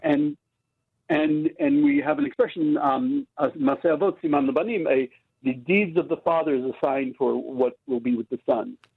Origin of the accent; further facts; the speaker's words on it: United States; now in Israel; I grew up in America